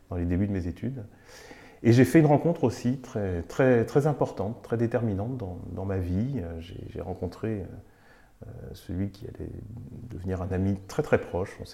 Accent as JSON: {"language": "French", "town": "Nantes", "region": "Pays de la Loire", "country": "France", "tie": "born or raised there", "also_born_or_lived": "Bordeaux", "moved": "as an adult", "lives_now": "Paris, France", "said": "moi j'ai grandi à Nantes, je suis nantais, c'est là que j'ai toutes mes, racines et mon histoire, euh, la première partie de ma vie. J'ai vécu 22 ans à Nantes."}